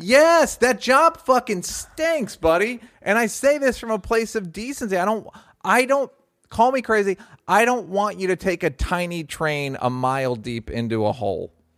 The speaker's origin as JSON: {"language": "English", "country": "United States", "said": "as a American"}